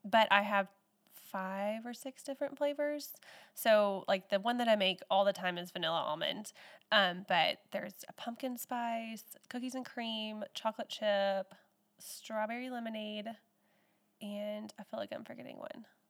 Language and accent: English; Texas, United States; moved away as an adult; now in Newell, United States; I grew up in Texas and moved here in two thousand eleven, so I've been here for ten years.